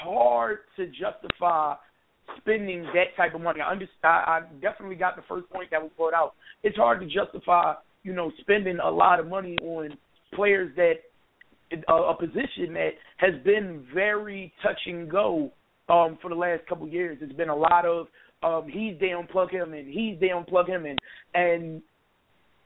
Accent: Philadelphia, Pennsylvania, United States; I'm from Philadelphia

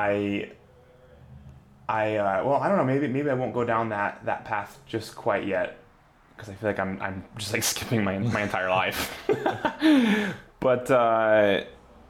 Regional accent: Colorado, United States; moved away as an adult; also born or lived in Washington State; now in Seattle, United States; I was born in the U.S. and then around first grade, I moved to Colorado, and I did most of my growing up in Colorado

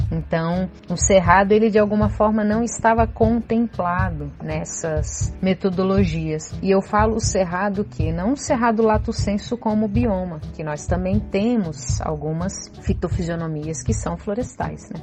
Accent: Brasília, Federal District, Brazil; Eu sou nascida e criada aqui em Brasília

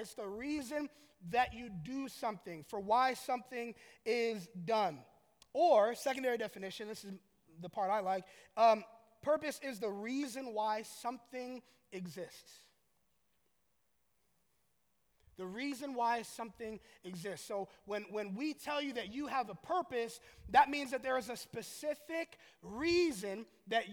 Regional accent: Orlando, Florida, United States; I'm from Orlando

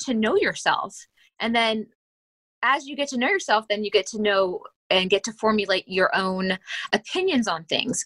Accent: Akron, Ohio, United States; moved away as an adult; also born or lived in Pittsburgh, Pennsylvania; I was born and raised in Akron, Ohio, in the uh, Bath Township area

